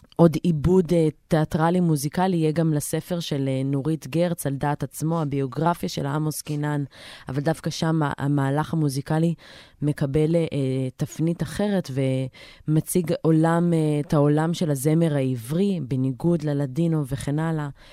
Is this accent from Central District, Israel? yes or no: no; Herzliya, Tel Aviv District, Israel; also born or lived in Jerusalem; אני נולדתי בירושלים, אך גדלתי בהרצליה